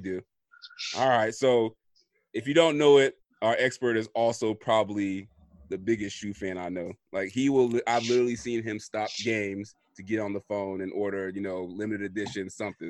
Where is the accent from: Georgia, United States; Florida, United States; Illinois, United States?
Florida, United States; when I was growing up, I know we are from Florida